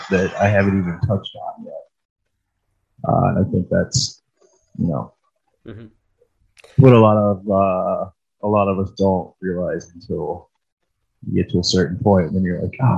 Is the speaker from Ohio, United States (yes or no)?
yes; Cleveland, Ohio, United States; also born or lived in Columbus, Ohio; I'm from Cleveland, so I've been here more than I was there